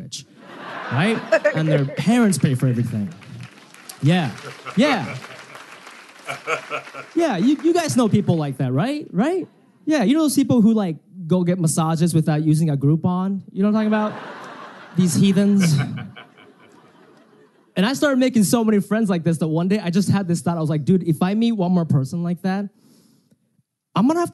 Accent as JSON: {"language": "English", "country": "United States", "tie": "born or raised there", "said": "I speak Japanese, but I grew up in America"}